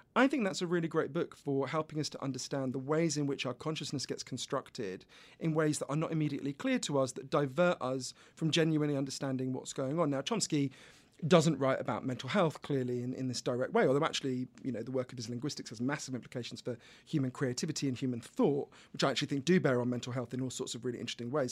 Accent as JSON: {"language": "English", "country": "United Kingdom", "accent": "British", "said": "I'm British, as you can obviously tell from my accent"}